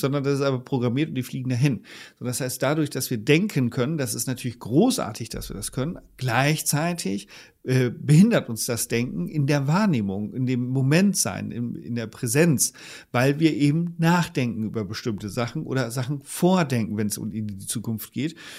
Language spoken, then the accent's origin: German; Leer, Lower Saxony, Germany; moved away; aus dem ostfriesischen Leer meiner alten Heimatstadt